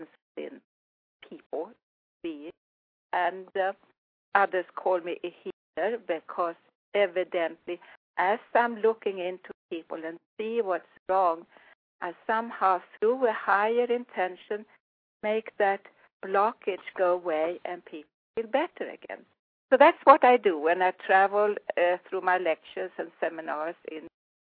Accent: Sweden; accent: Swedish; English is a second language; also born or lived in Florida, United States; now in United States; I come from Sweden. I was born in Sweden

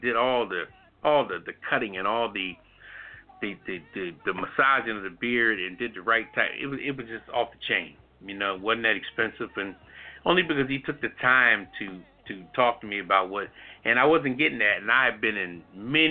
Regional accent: Philadelphia, Pennsylvania, United States; now in DMV area, United States; I'm from West Philly originally, you know, straight up born and bred

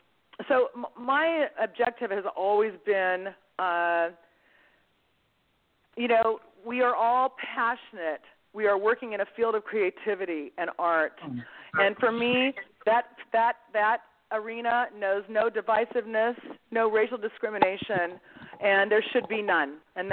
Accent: Seattle, Washington, United States; also born or lived in Greece; I'm 3 times Greek grandparent, 1 mixed grandparent, grew up, was born in Seattle, moved to Greece, came back on a boat, moved to Seattle, and kind of had a global sort of a multicultural upbringing.

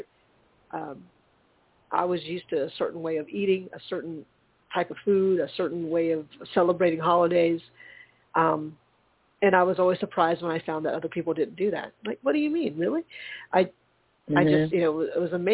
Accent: the South, United States; being first generation growing up in the South

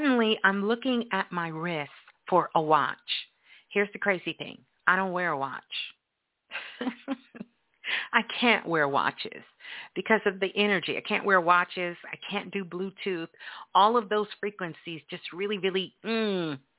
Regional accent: New York City, New York, United States; moved away; I am a Brooklyn girl. I was born in Brooklyn, New York, but I lived all over the world. But Brooklyn is where my home is

